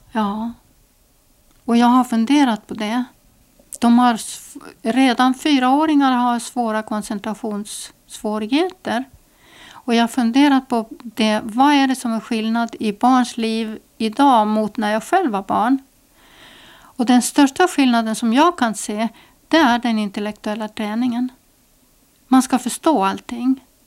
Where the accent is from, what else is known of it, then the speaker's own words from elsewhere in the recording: Estonia; now in Åland, Finland; jag är ju född mitt i Estland i, inlandet